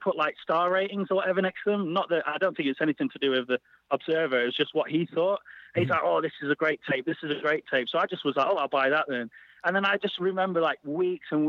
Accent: Sheffield, Yorkshire and the Humber, United Kingdom; I'm from Sheffield.

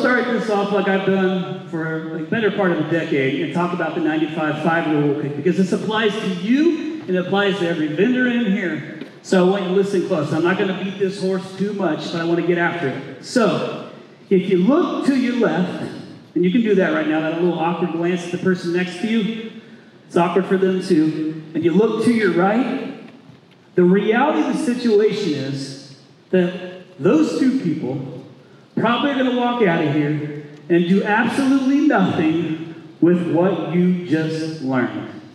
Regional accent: Indiana, United States; moved away as an adult; now in Arizona, United States; I'm from Indiana.

